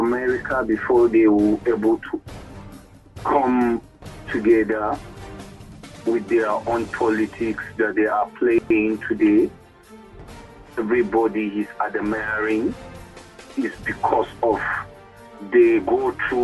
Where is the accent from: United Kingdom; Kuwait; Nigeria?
Nigeria; I'm from Nigeria